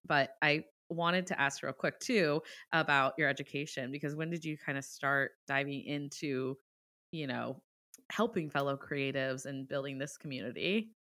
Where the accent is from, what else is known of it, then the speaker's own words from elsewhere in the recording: Ohio, United States; now in Boston, United States; I'm from Ohio. I'm a Midwest girl too